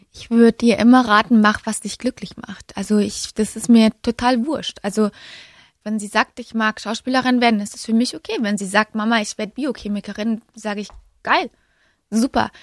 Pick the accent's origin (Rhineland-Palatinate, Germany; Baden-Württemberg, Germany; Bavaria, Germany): Bavaria, Germany; Munich; Ich bin ja gebürtige Münchnerin